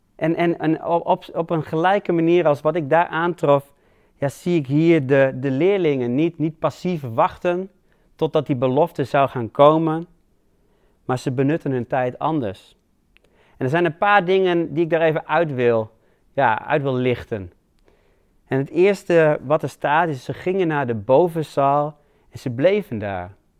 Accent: Netherlands; wij als Hollanders

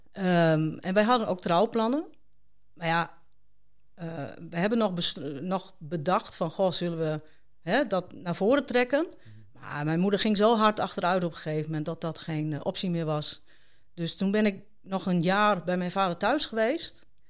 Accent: Haren, Groningen, Netherlands; moved away; ik ben daar geboren en getogen.

